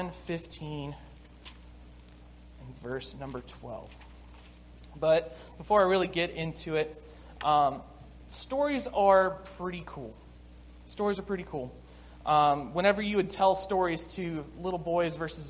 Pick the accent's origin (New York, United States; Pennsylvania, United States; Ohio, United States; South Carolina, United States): South Carolina, United States; Six Mile; moved away; I grew up in South Carolina, like I said, in a small town of 6 Mile